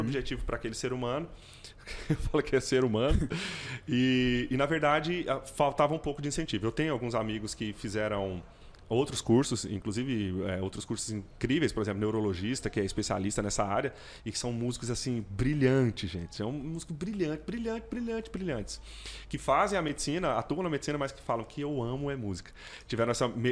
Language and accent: Portuguese; Goiânia, Goiás, Brazil; Eu sou goianiense, nascido em Goiânia